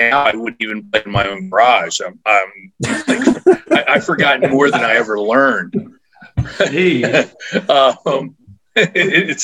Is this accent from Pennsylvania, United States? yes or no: yes; Philadelphia, Pennsylvania, United States; I grew up in the Philadelphia area